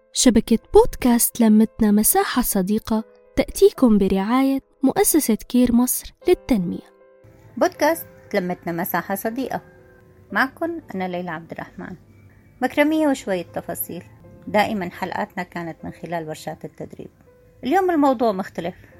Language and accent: Arabic; Syria; now in Egypt; أنا سوري بمصر